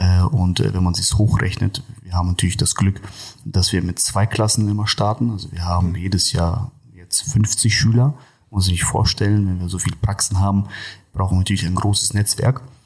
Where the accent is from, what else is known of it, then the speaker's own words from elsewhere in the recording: Kazakhstan; first language Russian; German is a second language; now in Germany; ich bin ja gebürtiger äh, Kasache oder Russe, wie man schon sagt. Und äh, zu Hause sprechen wir auch tatsächlich hauptsächlich nur Russisch.